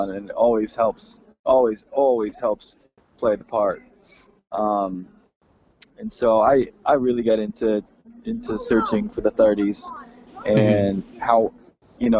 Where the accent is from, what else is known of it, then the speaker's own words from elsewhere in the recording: Texas, United States; I grew up in Texas, so it was maybe more cowboys than Indians